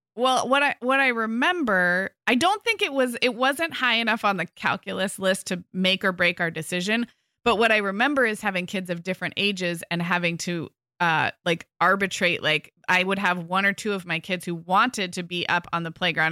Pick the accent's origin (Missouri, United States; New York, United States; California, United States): California, United States; Santa Barbara; also born or lived in Orange County, California; I recently moved back to my hometown. So I grew up in Santa Barbara.